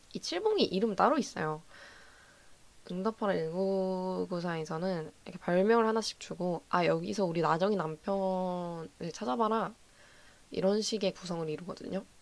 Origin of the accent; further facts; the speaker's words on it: Gwangju, South Korea; 저는 제가 전남 출신이고 제가 광주 출신이다 보니까